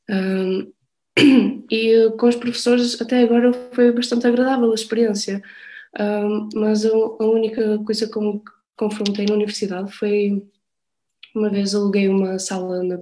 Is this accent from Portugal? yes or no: yes; Portugal; Eu não, eh, sou portuguesa.